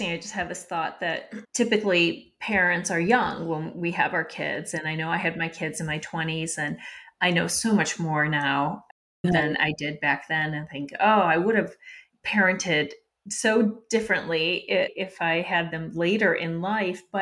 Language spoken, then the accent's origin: English; Serbia; now in United States; So you immigrated from India. I immigrated as well from Serbia. So we both have names that are not traditionally American names.